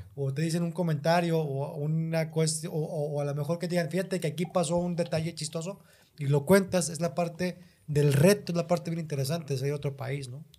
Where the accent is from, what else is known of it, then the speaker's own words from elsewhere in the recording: Mexico; vengo de México